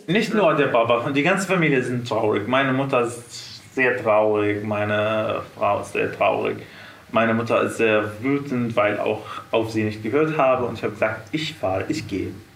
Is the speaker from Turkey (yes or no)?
no; Syria; German is a second language; moved away as an adult; now in Munich, Germany; Ich komme aus Syrien.